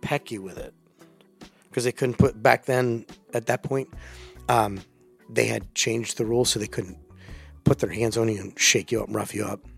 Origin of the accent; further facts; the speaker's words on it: Delaware, United States; moved away; also born or lived in Virginia; that's where I grew up